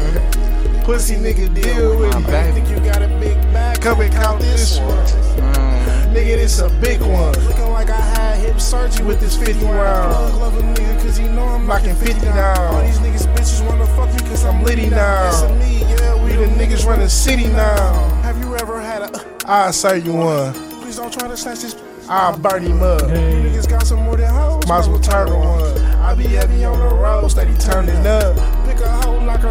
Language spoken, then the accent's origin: English; Milwaukee, Wisconsin, United States; I'm born and raised in Milwaukee, Wisconsin.